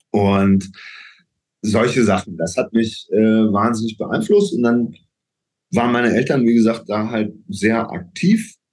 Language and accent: German; Kempten, Bavaria, Germany; also born or lived in Augsburg; ich bin geboren in Augsburg und wir haben dann aber in Kempten gelebt.